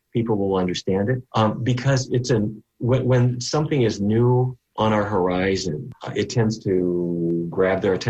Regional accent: North Dakota, United States; as a kid growing up in North Dakota

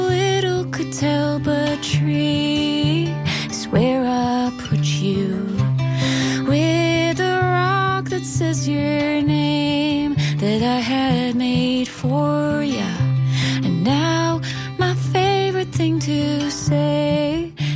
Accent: Ottawa, Ontario, Canada; moved away as an adult; now in St. Petersburg, United States; I owned a coffee shop for 8 years in my hometown of Ottawa

